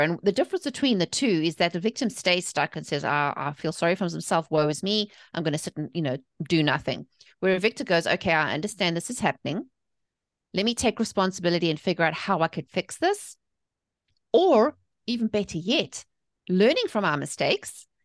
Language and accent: English; South Africa; moved away as an adult; also born or lived in England; now in United States; I'm from South Africa. I was born and raised there.